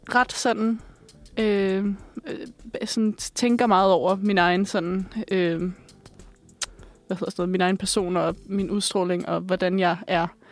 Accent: Bornholm, Capital Region of Denmark, Denmark; Jeg er vokset op på Bornholm

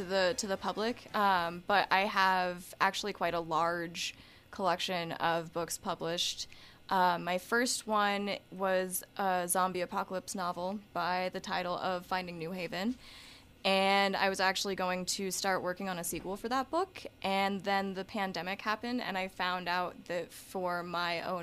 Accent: Montana, United States; growing up in Montana

